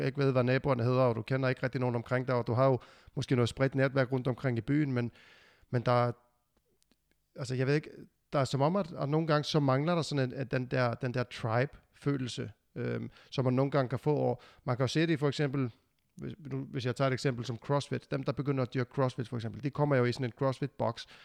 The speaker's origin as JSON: {"language": "Danish", "country": "Iceland", "moved": "yes", "lives_now": "Denmark", "said": "jeg flyttede jo fra Island til Danmark, og der havde jeg lige pludselig ikke min stamme mere. Alle mine venner var jo i Island, øh, mine forældre var i Island, og, og vi kom hertil"}